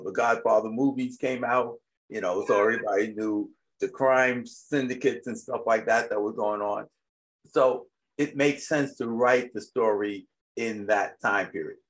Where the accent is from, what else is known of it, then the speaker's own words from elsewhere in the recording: New York, United States; when I was growing up in New York